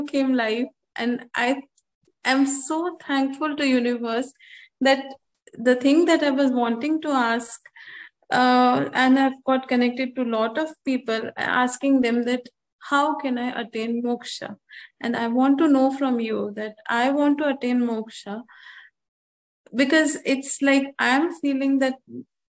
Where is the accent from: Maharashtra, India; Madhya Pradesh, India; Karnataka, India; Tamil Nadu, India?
Karnataka, India; Bangalore; I'm from Bangalore, basically